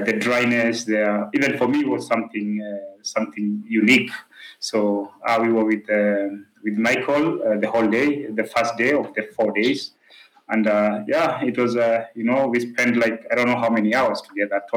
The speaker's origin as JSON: {"language": "English", "country": "Kenya", "tie": "born or raised there", "said": "I come from Kenya. I was born here."}